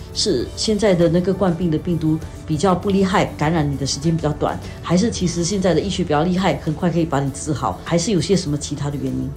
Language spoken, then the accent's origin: Chinese; Singapore; 作为新加坡人，我们了解的一些情况